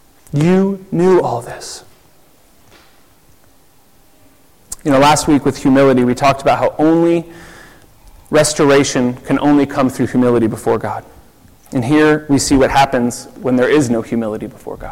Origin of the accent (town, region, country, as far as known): United States; now in Zurich, Switzerland